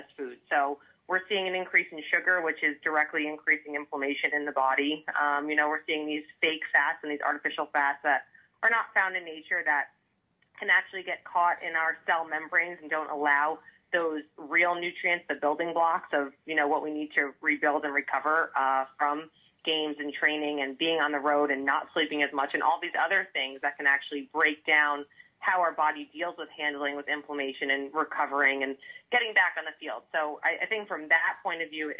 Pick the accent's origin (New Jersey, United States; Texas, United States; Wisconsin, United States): New Jersey, United States; now in California, United States; I am a Jersey girl